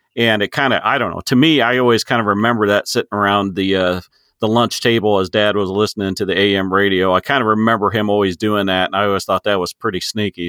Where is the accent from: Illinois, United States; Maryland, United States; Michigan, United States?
Illinois, United States; I am a farmer from Illinois, just uh, corn and soybeans